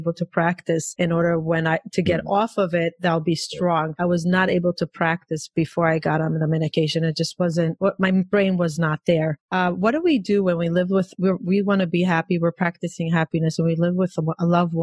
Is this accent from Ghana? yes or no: no; Israel; growing up in Israel